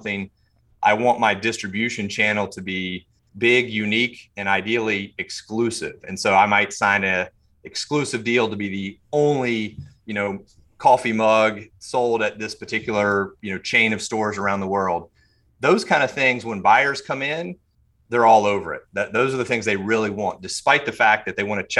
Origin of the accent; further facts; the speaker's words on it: Charlotte, North Carolina, United States; also born or lived in Mint Hill; I grew up here in Charlotte